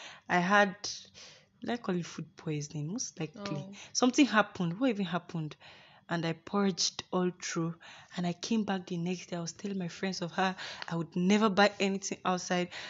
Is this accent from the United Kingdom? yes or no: no; Nigeria; accent: Igbo accent mixed with Yoruba plus Hausa; I like to be Nigerian with my Igbo accent mixed with Yoruba plus Hausa